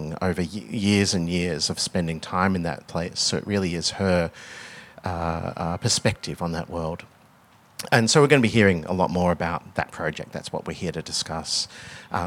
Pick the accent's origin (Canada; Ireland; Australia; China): Australia; Melbourne, Victoria; my background is I grew up in Melbourne. I grew up just in a outer suburb of Melbourne